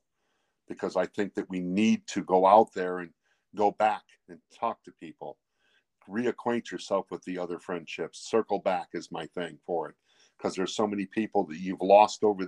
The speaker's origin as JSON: {"language": "English", "town": "Hebron", "region": "Indiana", "country": "United States", "said": "I'm from Hebron, Indiana."}